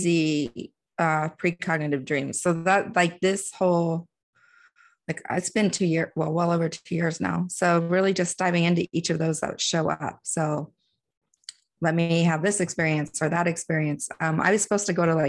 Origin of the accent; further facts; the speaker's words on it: DC area, Northern Virginia, United States; I grew up in Northern Virginia in DC area